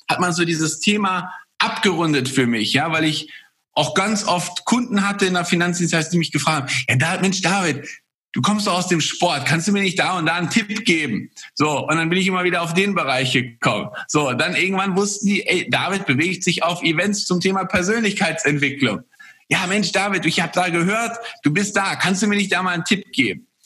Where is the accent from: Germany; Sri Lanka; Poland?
Poland; born there; ist auch in seinem Land, also ich komme gebürtig aus, aus Polen, ähm, ist mein, mein Vater damals polnischer Meister gewesen